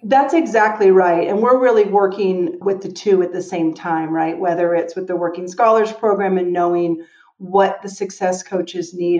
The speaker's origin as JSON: {"language": "English", "town": "Denver", "region": "Colorado", "country": "United States", "tie": "born or raised there", "also_born_or_lived": "Oakland / Washington, D.C.", "moved": "yes", "said": "Denver, Colorado, that's my hometown"}